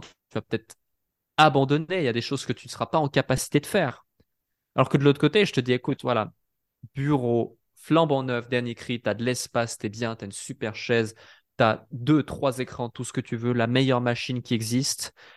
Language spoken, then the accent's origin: French; Switzerland; je suis suisse